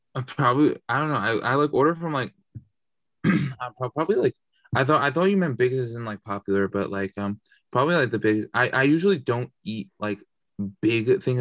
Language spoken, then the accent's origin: English; New Jersey, United States; I'm actually from Central Jersey